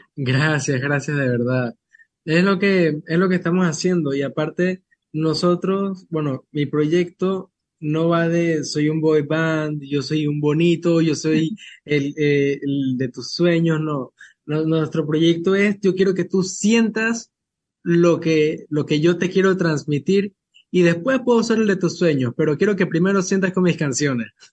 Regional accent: Chiriquí, Panama; en mi tierra, Chiriquí

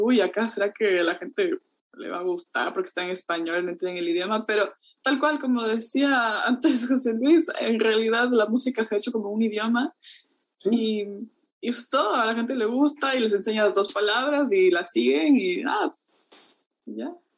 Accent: Ecuador; now in New Zealand; en Ecuador como tenemos como 15 tipos de plátano diferentes

